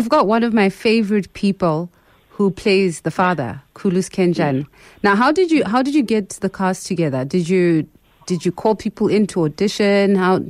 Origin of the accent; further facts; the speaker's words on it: Botswana; I grew up in Botswana, so that stuff came really late in the day.